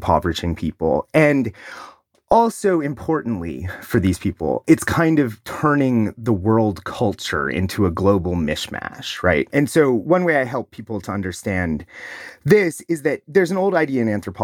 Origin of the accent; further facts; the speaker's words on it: Ohio, United States; my home state of Ohio